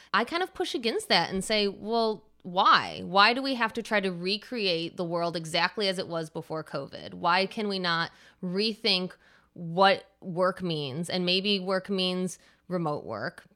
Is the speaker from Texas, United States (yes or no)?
no; Michigan, United States; moved away as an adult; also born or lived in New York City; I moved back to my home state of Michigan and I'm in Ann Arbor, Michigan now after 15 years of living in New York City